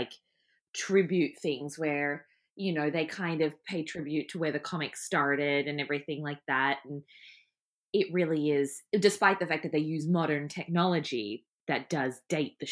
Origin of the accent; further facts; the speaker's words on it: Australia; me being Australian